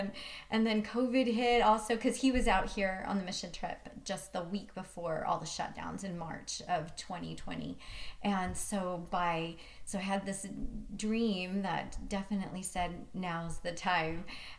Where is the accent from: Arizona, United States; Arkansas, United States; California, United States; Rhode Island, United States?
Arizona, United States; moved away as an adult; also born or lived in Jersey City, New Jersey / Hawaii; now in Utah, United States; I grew up in Arizona mostly. And then we moved to Hawaii.